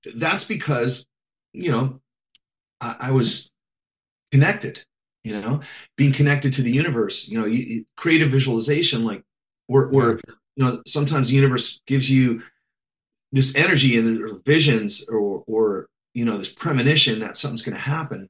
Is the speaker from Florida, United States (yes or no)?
no; Pennsylvania, United States; I grew up in Pennsylvania